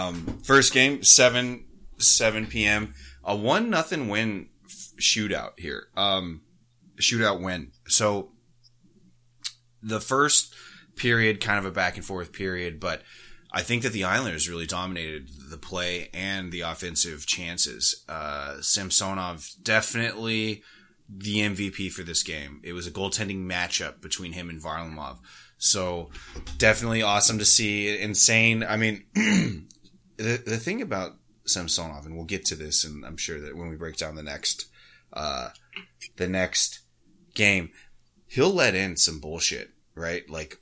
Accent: Canada; But I mean, as a Canadian, and I haven't actually talked to any of our Canadian hosts, I wonder if it's like better or worse.

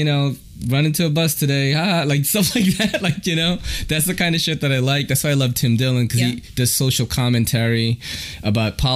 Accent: Philippines; now in New York City, United States; I'm from Manny Pacquiao country, the Philippines

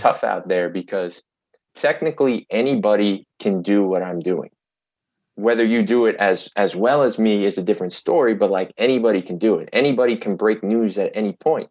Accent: New York City, New York, United States; born or raised there

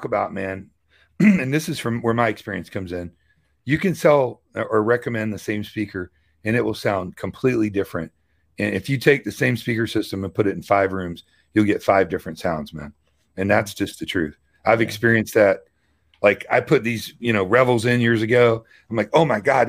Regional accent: Louisville, Kentucky, United States; I'm from Louisville

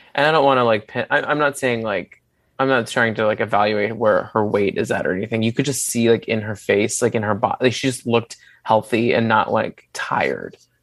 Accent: Dallas, Texas, United States; I grew up in Dallas.

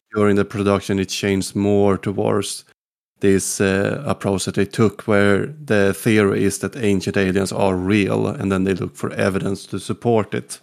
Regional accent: Sweden; English is a second language; also born or lived in Gotland; from Sweden

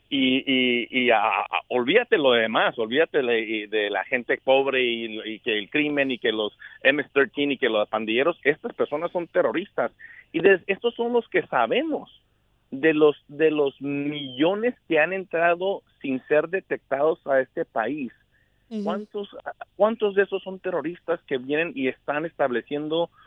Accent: Texas, United States; yo soy de ahí, de Texas, nacido aquí, de esta frontera

